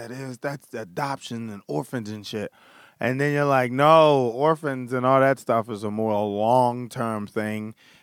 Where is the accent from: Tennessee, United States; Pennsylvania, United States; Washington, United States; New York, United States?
Pennsylvania, United States; Philadelphia; Grew up in Philadelphia